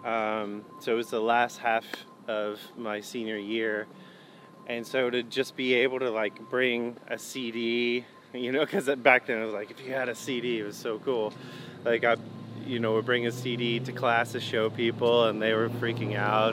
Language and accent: English; Hickory, North Carolina, United States; also born or lived in Eden, North Carolina / Winston-Salem, North Carolina; then we moved to Hickory where I grew up